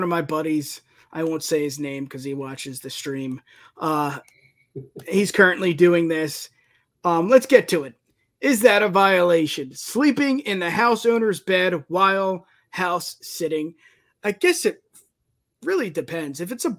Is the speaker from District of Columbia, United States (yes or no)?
no; New Jersey, United States; I mean, I'm from Jersey, you're from PA. We know all about the beach. We know all about the shore.